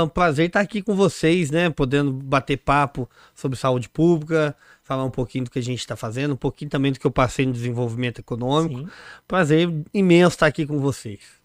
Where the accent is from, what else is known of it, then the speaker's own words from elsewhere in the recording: São Sebastião do Paraíso, Minas Gerais, Brazil; moved away as an adult; now in Poços de Caldas, Brazil; estava empreendendo lá na minha cidade, São Sebastião do Paraíso